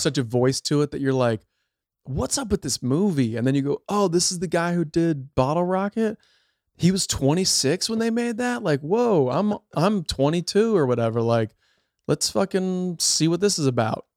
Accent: outside Chicago, Illinois, United States; moved away as an adult; now in California, United States; I grew up outside Chicago

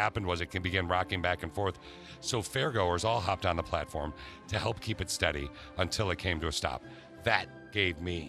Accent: Michigan, United States; I grew up in Michigan, so I know all of Michigan

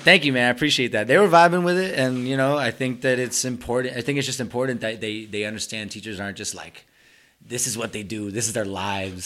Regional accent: Somerville, Massachusetts, United States; first language Spanish; English is a second language; I'm from Somerville, lived here my whole life

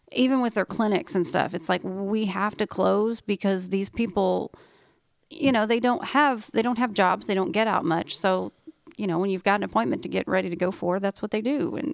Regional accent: Oklahoma, United States; Like where we grew up in Oklahoma, it's flat.

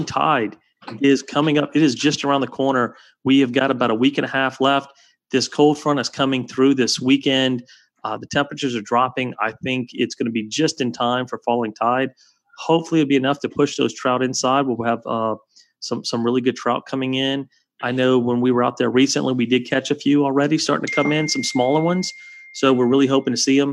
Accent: Prairieville, Louisiana, United States; I'm from Prairieville. I went to Santa Maul before there was Dutchtown

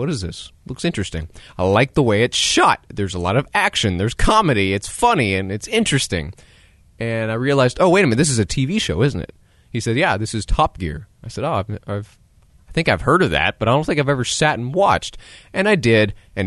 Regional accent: United States; as an American

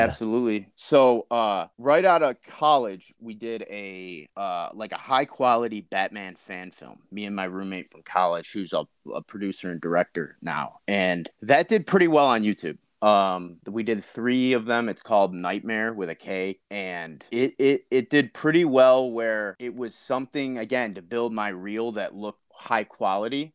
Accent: Chicago, Illinois, United States; I'm from Chicago, Illinois.

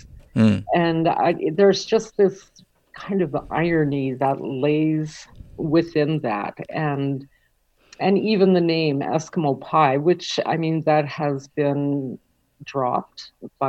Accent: Edmonton, Alberta, Canada; born or raised there

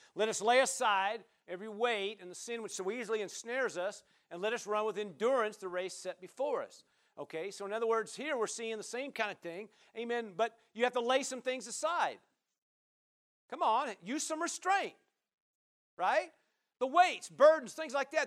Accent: Nebraska, United States; now in Oregon, United States; I'm from Nebraska

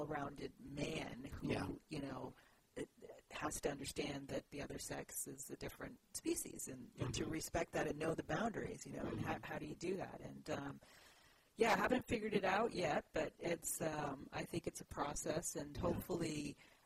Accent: Canada; born or raised there; moved away as an adult; also born or lived in Guyana / Baltimore, United States / Brazil

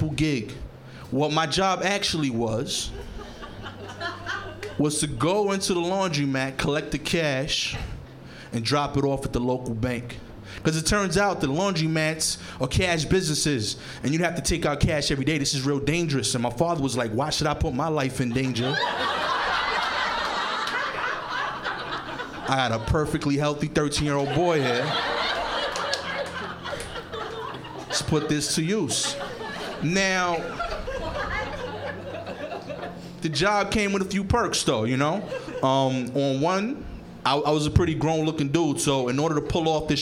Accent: New York City, New York, United States; I'm from East New York, Brooklyn

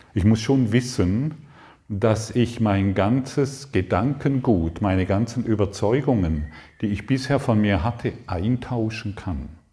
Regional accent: Allensbach, Baden-Württemberg, Germany; moved away as an adult; also born or lived in Karlsruhe; Ich komme ursprünglich aus Allensbach, also eigentlich kann ich schon hinschauen, es ist gar nicht so weit weg. Allensbach am Bodensee, Konstanz, Reichenau

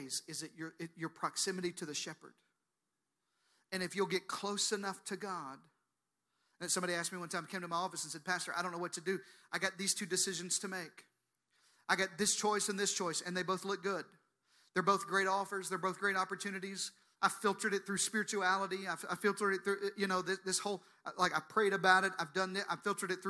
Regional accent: the South, United States; I'm from the South, so we say things like this

